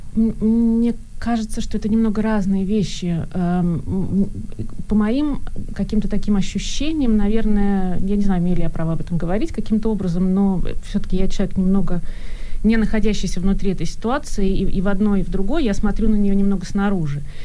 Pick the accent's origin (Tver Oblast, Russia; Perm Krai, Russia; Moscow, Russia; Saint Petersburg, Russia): Saint Petersburg, Russia; moved away as an adult; now in Germany; я человек из России, из Петербурга, да, я до 30 лет жила в Петербурге, и у меня была какая-то ностальгия, у меня была какая-то, у меня было там счастливое детство